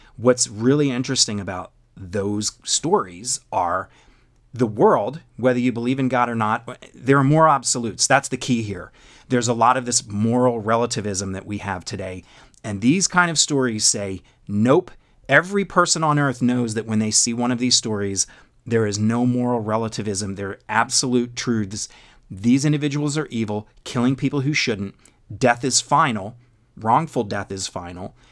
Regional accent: Philadelphia, Pennsylvania, United States; also born or lived in Virginia; I was born and raised in the Philado-, Philadelphia area

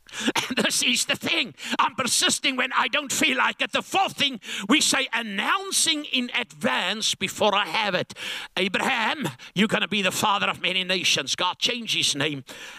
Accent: Langebaan, Western Cape, South Africa; I come from Langebaan like Viscus Bockum.

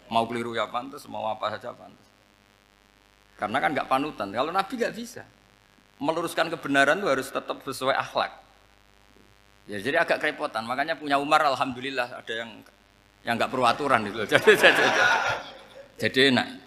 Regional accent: Rembang, Central Java, Indonesia; Kayak saya kan orang Rembang. Rembang itu apanya Jogja?

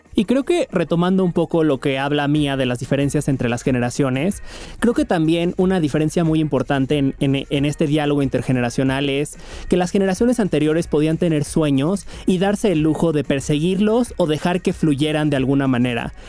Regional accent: Puebla, Mexico; nací y crecí en Puebla

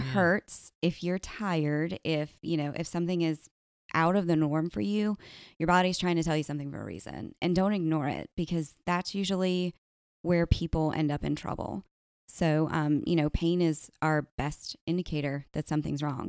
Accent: Goose Creek, South Carolina, United States; also born or lived in Charleston; Locally, I grew up in Goose Creek

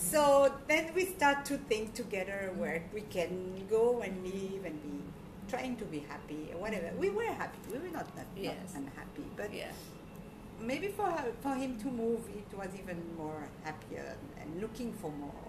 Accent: Belgium; moved away as an adult; also born or lived in Morocco (ancestry); now in Bali, Indonesia; So I grew up the most part of my life in Belgium.

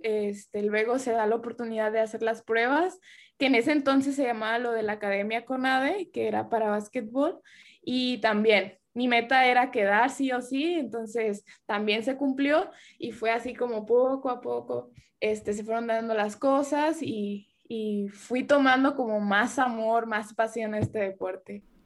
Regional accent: Tuxpan, Nayarit, Mexico; moved away as an adult; now in United States; yo no nací ahí en Tuxpan, pero para mí es mi pueblo, mi rancho, mi, la capital del mundo

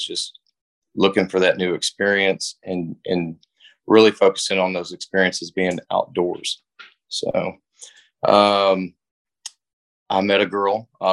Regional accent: Lexington, Kentucky, United States; moved away as an adult; now in Richmond, United States; starts in Lexington, Kentucky. I was born there at the Good Samaritan Hospital, and, I just kind of grew up, being outdoors

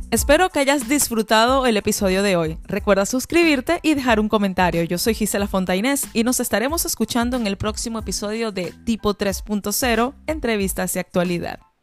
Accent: Venezuela; moved away; la mayoría de los venezolanos somos muy bondadosos

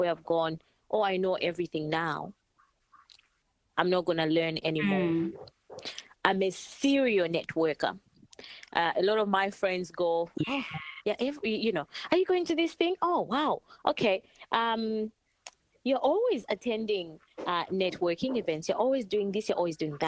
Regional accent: Zambia; now in Australia; Yes, I'm from Zambia

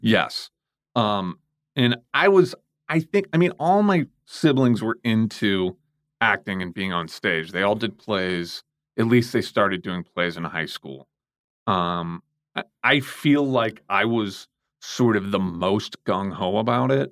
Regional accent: St. Louis, Missouri, United States; I was born and raised in Saint Louis, Missouri

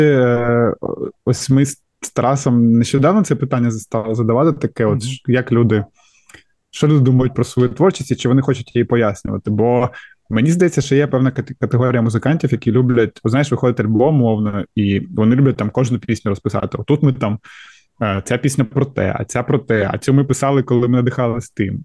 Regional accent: Kharkiv, Kharkiv Oblast, Ukraine; я з Харкова і. Е, все життя там прожив

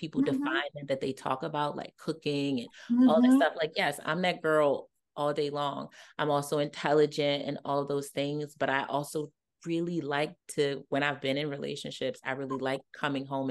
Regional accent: Baltimore, Maryland, United States; I'm from Baltimore

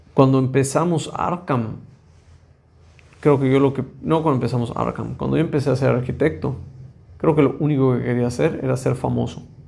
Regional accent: Mexico; como mexicanos o como latinoamericanos

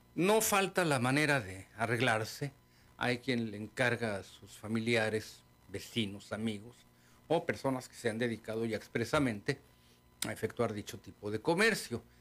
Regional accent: Mexico; also born or lived in Baja California; pero seguimos siendo mexicanos

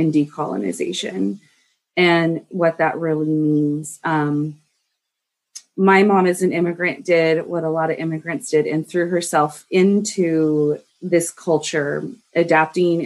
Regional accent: United States; I was raised in the United States

